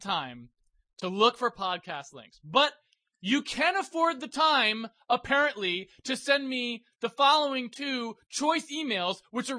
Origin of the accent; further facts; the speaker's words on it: Boston, Massachusetts, United States; I'm from Boston.